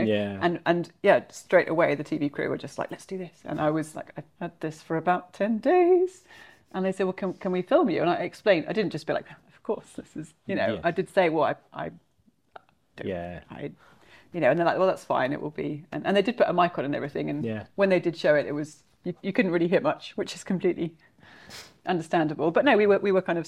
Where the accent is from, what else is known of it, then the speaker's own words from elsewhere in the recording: Suffolk, East of England, United Kingdom; I come from Suffolk, so Sutton Hoo in Suffolk